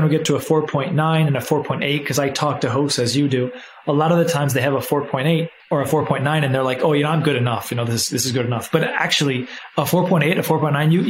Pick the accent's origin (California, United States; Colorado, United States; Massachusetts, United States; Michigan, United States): California, United States; moved away; I'm actually back in where I grew up in California